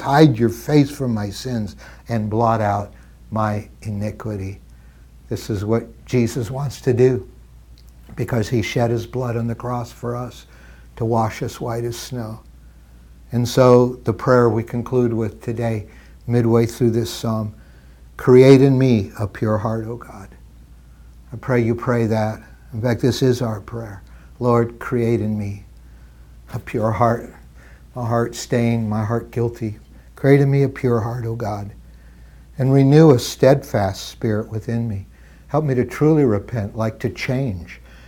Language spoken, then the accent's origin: English; Midwestern Canada, Canada; I grew up in Canada and, and, uh, Midwestern Canada